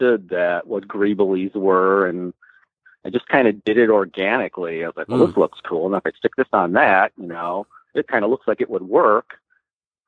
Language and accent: English; Milwaukee, Wisconsin, United States; also born or lived in Sheboygan, Wisconsin; I was born in Milwaukee. My parents moved to Sheboygan, which was the rural community